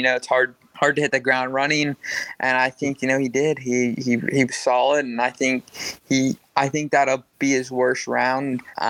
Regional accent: Bakersfield, California, United States; I love Baco. Just, you know, kind of grew up riding in the hills and just riding, you know, we had a lot of natural terrain, rough tracks and fields and stuff.

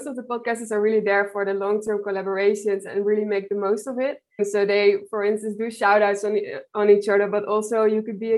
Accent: Netherlands; from the Netherlands, and I work for Audrey, which is a startup based in Berlin

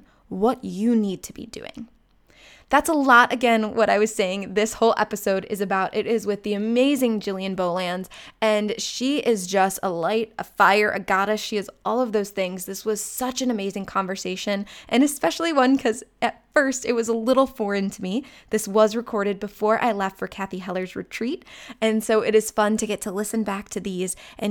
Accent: Chagrin Falls, Ohio, United States; my hometown of Chagrin Falls, Ohio

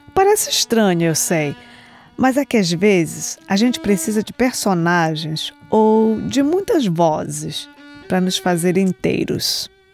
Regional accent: Belém, Pará, Brazil; moved away as an adult; now in United States; sou de Belém do Pará, nascida e criada no bairro do Telégrafo

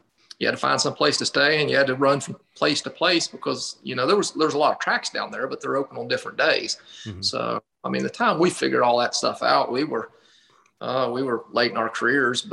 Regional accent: West Virginia, United States; growing up in West Virginia.

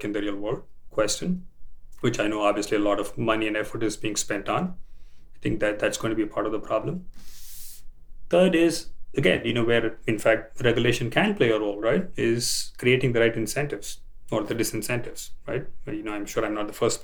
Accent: India; moved away; I grew up in India

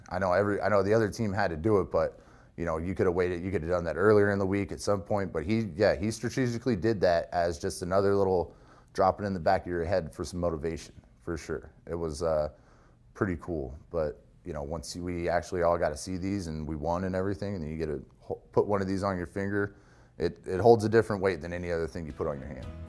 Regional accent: California, United States; moved away as an adult; I grew up in California. We didn't get snow.

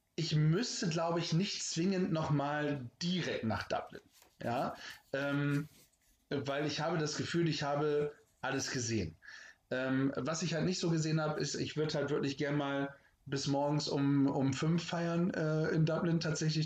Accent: Germany

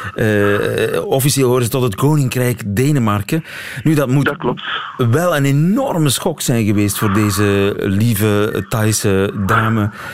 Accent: Flemings, Flanders, Belgium

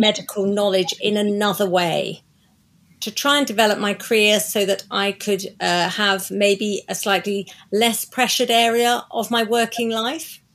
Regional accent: Croydon, London, United Kingdom; moved away as an adult; now in Oxfordshire, United Kingdom; I was born in Surrey in South Croydon, um, in Surrey, which is where I grew up

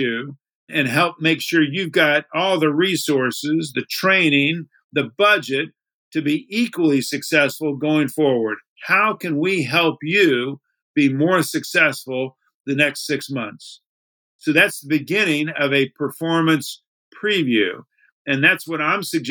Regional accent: Miami, Florida, United States; I grew up in Miami

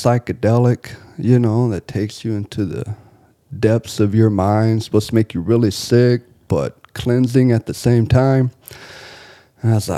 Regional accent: Bible Belt of Texas, United States; moved away; also born or lived in Cozumel, Mexico; I was raised in the Bible Belt of Texas

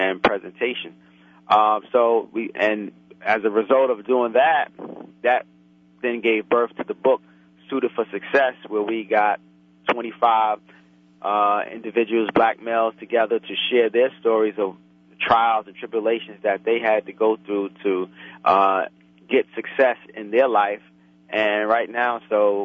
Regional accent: New York City, New York, United States; I grew up in Brooklyn, raised in Brooklyn, went to school in Brooklyn, college in Brooklyn.

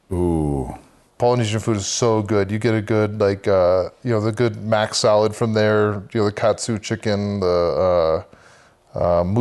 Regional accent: Samoa; Uh, Samoa, so there's American and Western. I grew up in Western. And so it's still um, villages, um, I really took to the culture there.

